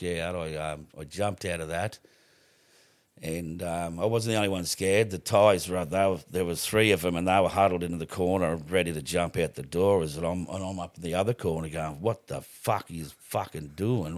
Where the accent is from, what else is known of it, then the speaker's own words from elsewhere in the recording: Rockhampton, Queensland, Australia; also born or lived in Stanage Bay; I was born in Rockhampton, simply born here and, uh, attended, uh, a couple of schools